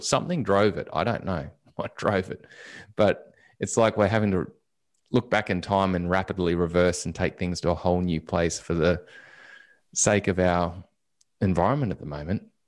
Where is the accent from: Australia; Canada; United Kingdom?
Australia